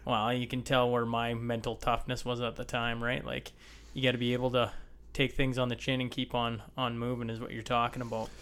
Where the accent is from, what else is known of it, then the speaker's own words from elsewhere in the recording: Lloydminster, Canada; also born or lived in Hillmond; I grew up just outside of Lloyd